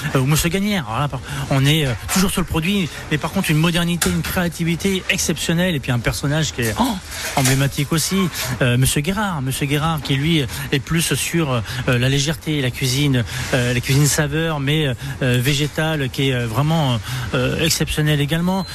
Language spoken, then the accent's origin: French; Le Mans, Pays de la Loire, France; now in Reims, France; je suis de la Sarthe, en effet, du Mans, mais je élevé à la campagne